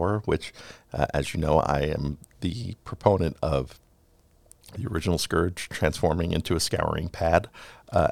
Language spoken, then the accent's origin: English; New York City, New York, United States; 90s New York, where I grew up. I grew up in Queens, but just over the Queens-Brooklyn border.